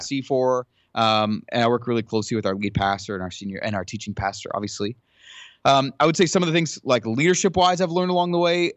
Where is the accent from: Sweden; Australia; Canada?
Canada; Ottawa, Ontario; moved away; I grew up in Ottawa